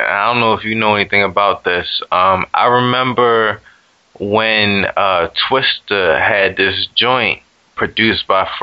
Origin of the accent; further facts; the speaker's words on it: Baltimore, Maryland, United States; I was the dude from Baltimore